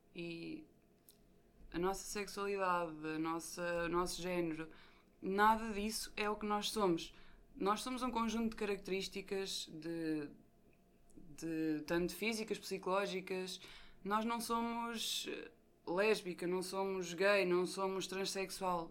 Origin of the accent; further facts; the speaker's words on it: Leiria, Centro, Portugal; sou de Leiria